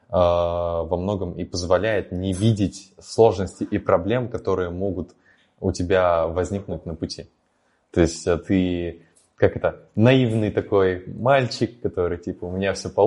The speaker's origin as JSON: {"language": "Russian", "town": "Naberezhnye Chelny", "region": "Tatarstan", "country": "Russia", "moved": "as an adult", "said": "Вот мне 18 лет, мне вот я только переехал из Челнов, э, и я могу быть предпринимателем"}